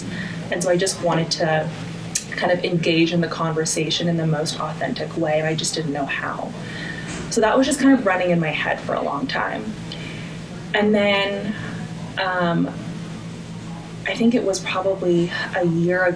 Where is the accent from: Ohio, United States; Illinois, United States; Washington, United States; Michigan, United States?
Washington, United States; I was born and raised in Washington